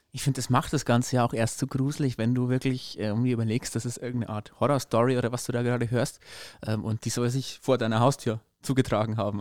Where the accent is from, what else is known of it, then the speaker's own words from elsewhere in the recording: Upper Palatinate, Bavaria, Germany; hier bei uns in der Oberpfalz